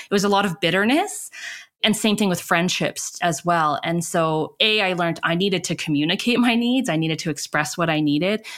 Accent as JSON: {"language": "English", "town": "Calgary", "region": "Alberta", "country": "Canada", "tie": "born or raised there", "said": "I grew up in Canada, in Calgary, Alberta, Treaty Seven territory"}